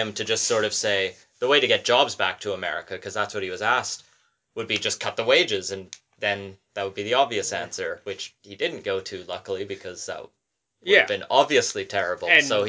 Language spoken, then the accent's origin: English; Canada; we're Canadian.